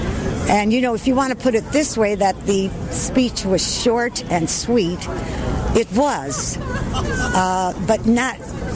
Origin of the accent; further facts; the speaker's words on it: New Haven, Connecticut, United States; born there; now in Branford, United States; Born in New Haven. Live in Branford, Connecticut, right east of it.